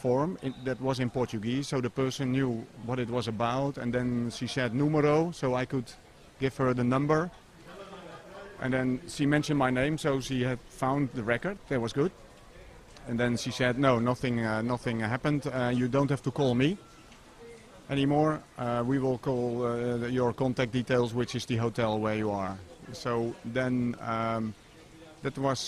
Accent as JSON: {"language": "English", "country": "Netherlands", "said": "my home country is the Netherlands"}